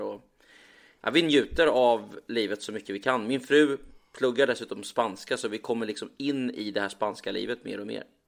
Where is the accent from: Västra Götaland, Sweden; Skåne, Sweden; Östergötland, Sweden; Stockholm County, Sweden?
Östergötland, Sweden; now in Marbella, Spain; som den östgöte jag är